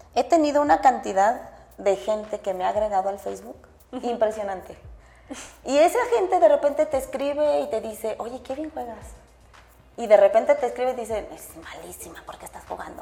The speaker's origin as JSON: {"language": "Spanish", "town": "Irapuato", "region": "Guanajuato", "country": "Mexico", "said": "en Irapuato es de donde yo soy"}